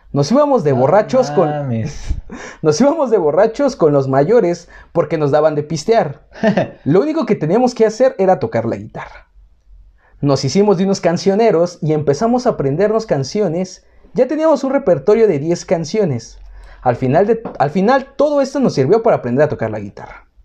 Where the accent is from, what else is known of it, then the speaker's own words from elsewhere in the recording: Mexico; Como buenos mexicanos